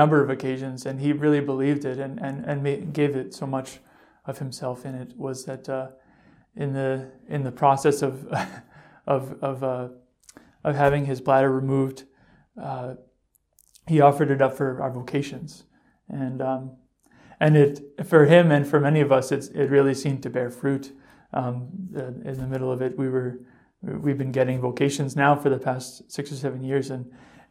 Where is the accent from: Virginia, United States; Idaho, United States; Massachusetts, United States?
Massachusetts, United States; Eastern; I'm from Eastern Massachusetts